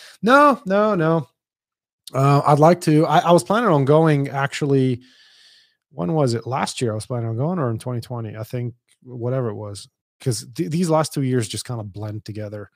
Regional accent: Dubai, United Arab Emirates; moved away; I grew up in Dubai

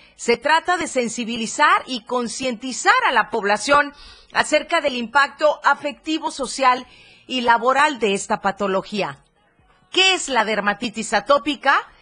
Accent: Mexico; somos imprudentes los mexicanos

